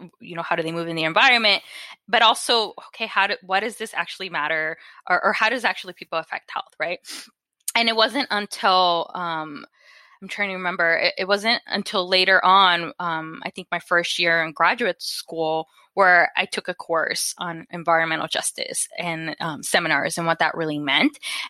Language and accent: English; Phoenix, Arizona, United States; So I grew up in Westside Phoenix, and it's an area known for you know, having a lot of quote unquote illegal dumping of chemicals due to all the different automobile shops that are around.